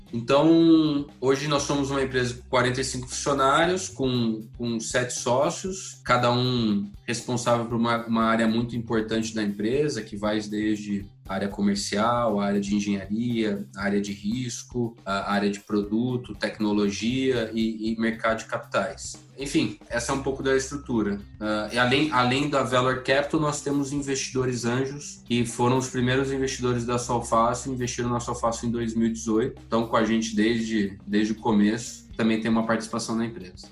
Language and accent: Portuguese; Sumaré, São Paulo, Brazil; moved away as an adult; nasci no interior de São Paulo, sou da cidade de Sumaré